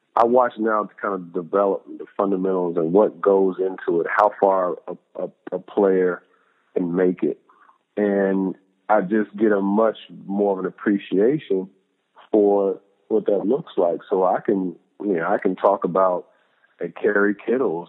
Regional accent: Louisville, Kentucky, United States; growing up in Louisville, Kentucky, we had a culture of faith in our family

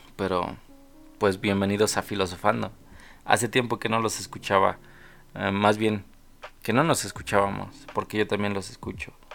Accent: Mexico; mi país, el cual es México

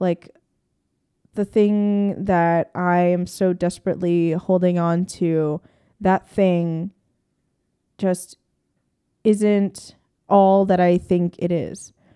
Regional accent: Hershey, Pennsylvania, United States; I grew up in Hershey, Pennsylvania, like, a very rural slash suburban neighborhood.

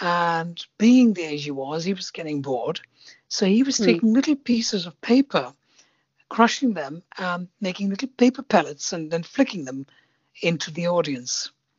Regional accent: India; because as you know, I'm Indian.

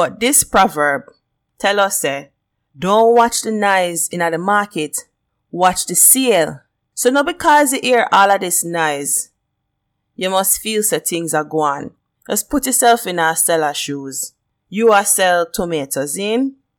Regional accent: Jamaica; accent: Jamaican; I'm Jamaican and I'm proud of where I come from. And the Jamaican accent, one of the best accent.

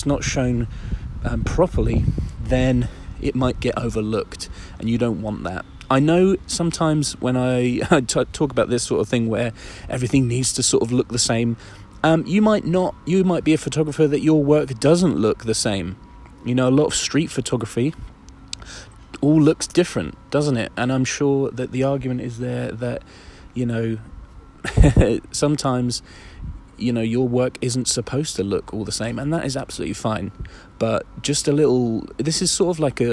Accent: Isle of Wight, South East England, United Kingdom; I'm right on the beachfront on the Isle of Wight, on my hometown

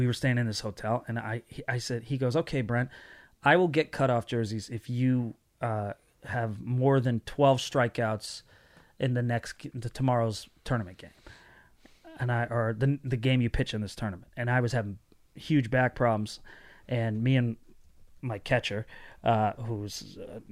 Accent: Connecticut, United States; we grew up in Connecticut and New England

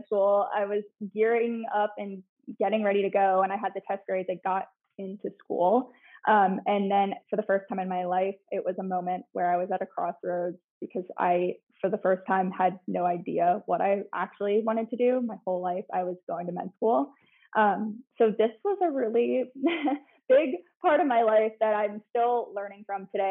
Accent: Cooperstown, New York, United States; moved away as an adult; now in Charlotte, United States; I started in upstate New York. I'm from Cooperstown, New York.

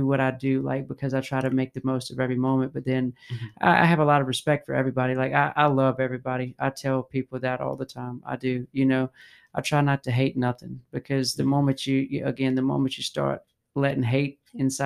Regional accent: United States; I was born in America, but I don't have North American in my DNA.

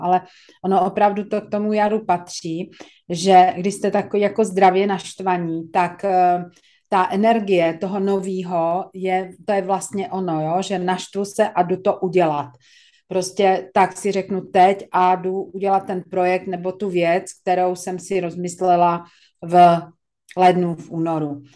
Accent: Czechia; jsme Češi

